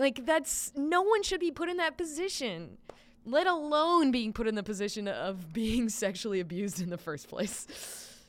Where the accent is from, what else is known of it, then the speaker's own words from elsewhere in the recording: Lancaster, South Carolina, United States; my hometown has a branch of the University of South Carolina called U, University of South Carolina Lancaster